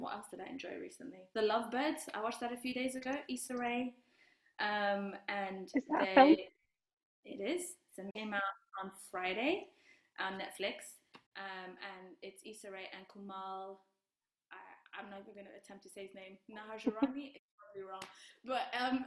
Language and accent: English; Rwanda; I'm from Rwanda